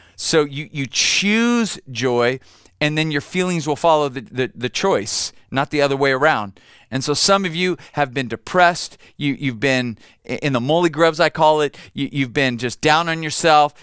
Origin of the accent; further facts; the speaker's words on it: United States; I'm an American